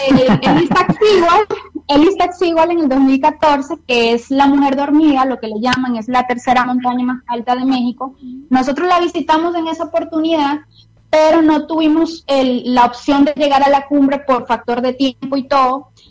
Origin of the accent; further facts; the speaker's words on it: Venezuela; moved away as an adult; now in Costa Rica; Yo soy venezolana, este, em, pasé 27 años de mi vida viviendo en Venezuela.